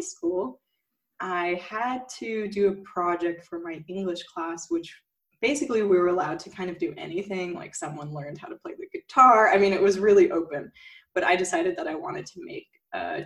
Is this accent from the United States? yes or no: yes; near Palm Springs, Southern California, United States; now in Berlin, Germany; I grew up in the U.S. in like near Palm Springs